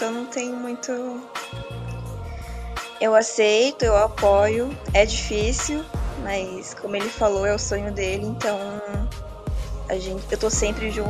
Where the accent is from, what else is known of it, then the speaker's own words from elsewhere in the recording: South Region, Brazil; now in Florianópolis, Brazil; Eu do sou sulista, Rio. sim.